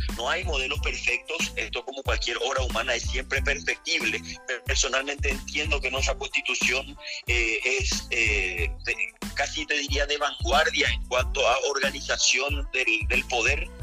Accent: Paraguay; como paraguayos

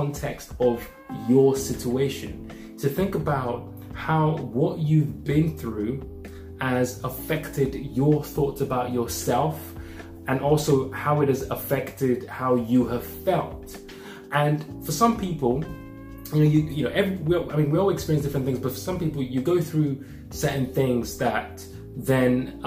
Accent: Nigeria; growing up as a Nigerian

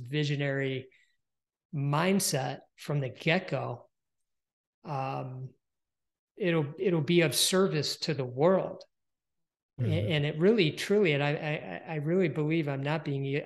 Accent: Detroit, Michigan, United States; I'm from Detroit, Michigan, and it's auto

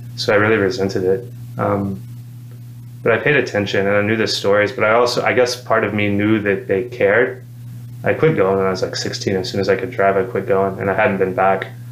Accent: Madison, Alabama, United States; I grew up in Madison

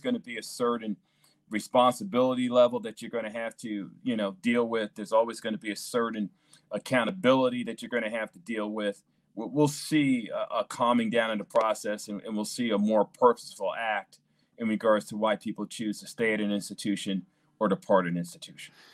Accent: New York City, New York, United States; now in St. Louis, United States; both myself and my wife grew up in New York City

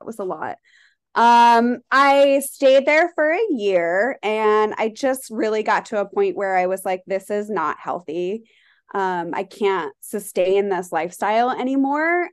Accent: Colorado, United States; moved away as an adult; also born or lived in California; now in New York, United States; I am from Colorado originally

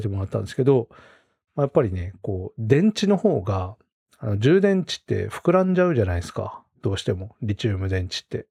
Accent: Rumoi, Hokkaido, Japan; born or raised there

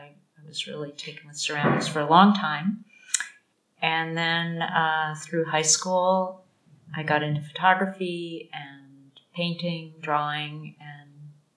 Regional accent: Rochester, New York, United States; moved away as an adult; also born or lived in Connecticut; now in Kyoto, Japan; Yeah, I grew up in Rochester, New York.

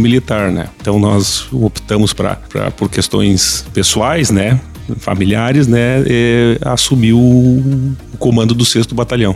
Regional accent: Santa Maria, Rio Grande do Sul, Brazil; moved away as an adult; also born or lived in Ijuí; now in Santa Cruz do Sul, Brazil; Eu sou natural de Santa Maria

